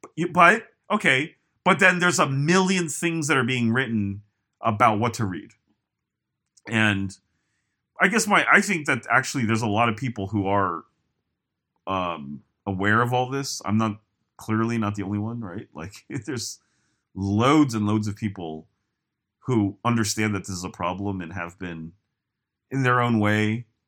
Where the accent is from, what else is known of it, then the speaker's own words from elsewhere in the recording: United States; I am very American